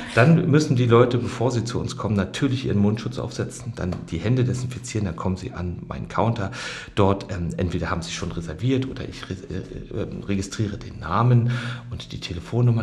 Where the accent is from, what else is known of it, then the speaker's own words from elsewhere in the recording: Germany; wie ich äh, seine gesamte Schulzeit im Osten hatte